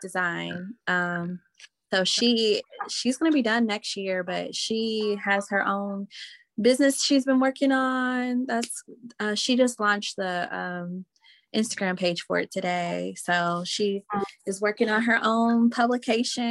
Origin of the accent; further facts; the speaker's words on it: Indianapolis, Indiana, United States; moved away as an adult; now in Mississippi, United States; Indy is home, because I moved from Mississippi when I was 8. So I really grew up in Indiana, Indianapolis.